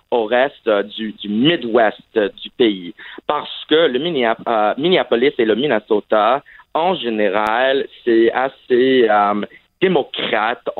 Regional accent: Saudi Arabia; also born or lived in Vermont, United States; en fait, j'ai grandi à l'étranger et ah, en fait, j'ai grandi en Arabie Saoudite, mais malheureusement, je n'avais pas l'occasion d'apprendre l'arabe.

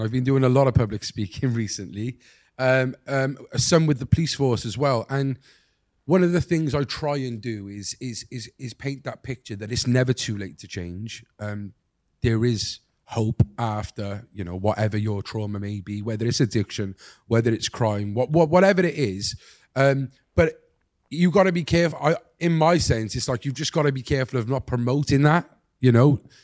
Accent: Cardiff, Wales, United Kingdom; I'm from Cardiff

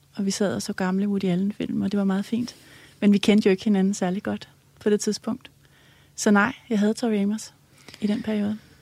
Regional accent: Helsinge, Capital Region of Denmark, Denmark; jeg er vokset op i Helsing, i, øh, i sådan et, øh, rødt parcelhus

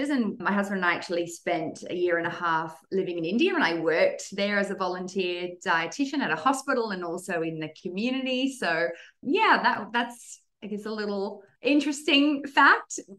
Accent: Australia; also born or lived in Netherlands; I'm originally from Holland, but grew up mostly in Australia.

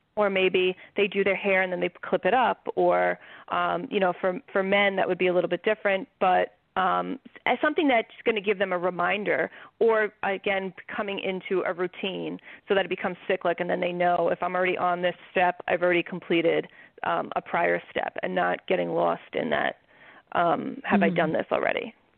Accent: New York, United States; I'm from New York

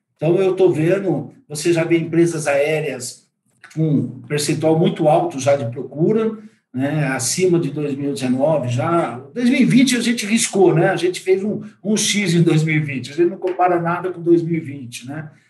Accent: São Paulo, Brazil; Eu sou paulista, né? paulistano

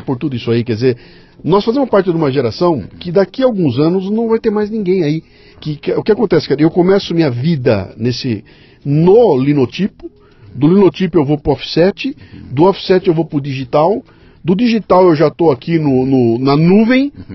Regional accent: Bauru, São Paulo, Brazil; Eu venho de Bauru.

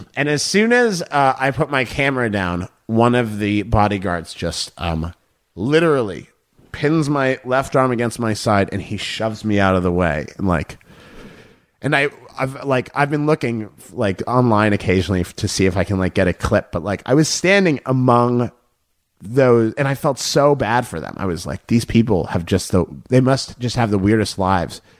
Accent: Boston, Massachusetts, United States; my hometown of Boston

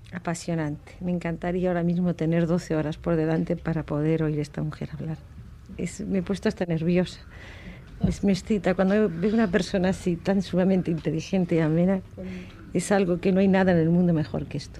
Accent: Vega de Pas, Cantabria, Spain; Yo soy pasiega. Soy de Santander, pero de la Vega de Paso

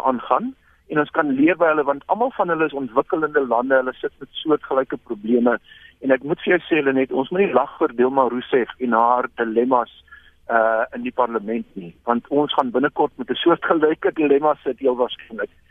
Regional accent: South Africa; as Afrikaners

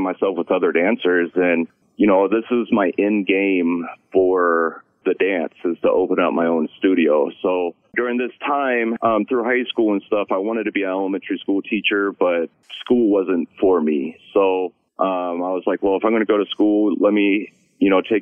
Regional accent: Columbus, Ohio, United States; I was born and raised here in Columbus, Ohio

